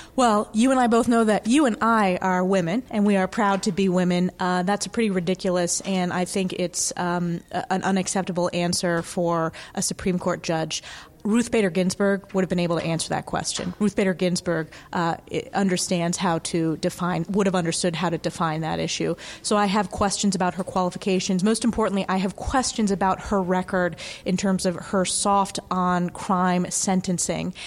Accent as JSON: {"language": "English", "region": "New York", "country": "United States", "said": "my home state of New York"}